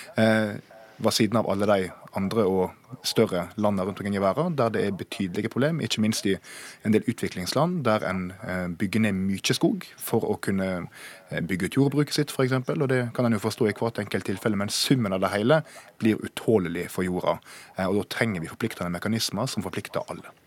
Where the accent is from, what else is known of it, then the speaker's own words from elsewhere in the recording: Gjengedalsvassdraget area, Vestland, Norway; der jeg kommer fra, så var det jo forslag om å bygge ut kraft i det som heter Gjengedalsvassdraget